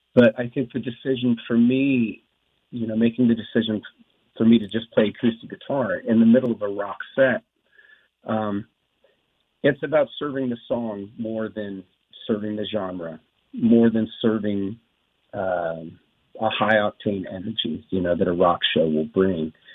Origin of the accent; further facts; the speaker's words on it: Wrightwood, California, United States; I grew up in the in the woods, just you know, just three miles from there, where I grew up in Wrightwood, California.